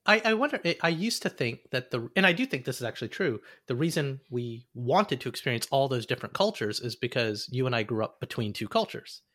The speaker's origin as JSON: {"language": "English", "region": "Alabama", "country": "United States", "tie": "born or raised there", "said": "the house I grew up in in Alabama"}